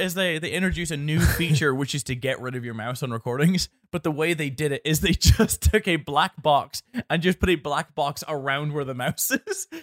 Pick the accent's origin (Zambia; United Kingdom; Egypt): United Kingdom; Northern Ireland; being Northern Irish